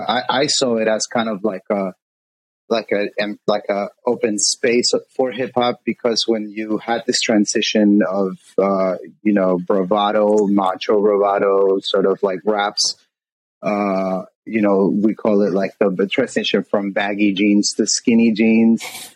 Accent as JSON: {"language": "English", "town": "Jackson Heights", "region": "New York", "country": "United States", "tie": "born or raised there", "also_born_or_lived": "East Elmhurst, United States", "said": "Elmhurst Queen, Elmhurst kid. East Elmhurst, the hell Elmhurst, you know what I'm saying? Gotcha. And I grew up in Jackson Heights and East Elmhurst. Shout out to everybody from out there, man."}